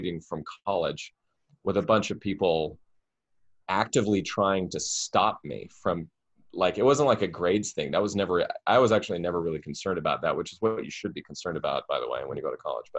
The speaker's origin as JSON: {"language": "English", "region": "Idaho", "country": "United States", "also_born_or_lived": "Boston, Massachusetts", "moved": "as an adult", "lives_now": "New York, United States", "said": "I'm from Idaho. I'm from outside of a small town of a thing"}